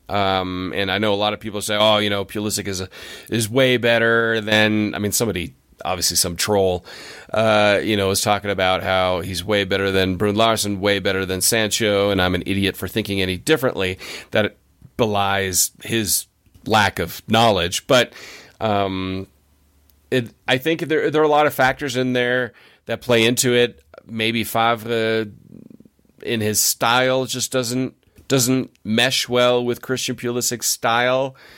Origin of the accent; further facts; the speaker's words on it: United States; as an American